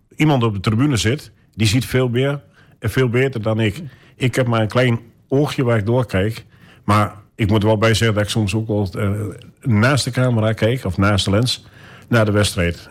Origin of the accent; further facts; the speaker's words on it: Almelo, Overijssel, Netherlands; Geboren in Almelo